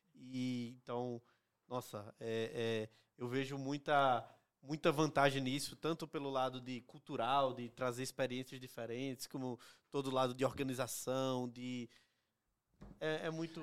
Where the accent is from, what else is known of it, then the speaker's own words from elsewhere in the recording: Northeast Region, Brazil; moved away as an adult; Eu vim do Nordeste para trabalhar uhum. na Print